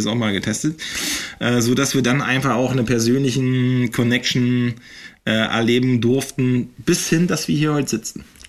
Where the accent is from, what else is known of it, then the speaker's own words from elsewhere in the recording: Eggesin, Mecklenburg-Vorpommern, Germany; ich bin ja in Eggesin aufgewachsen